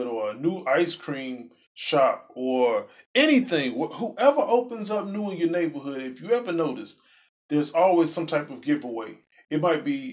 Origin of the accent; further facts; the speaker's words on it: Chicago, Illinois, United States; I'm from Chicago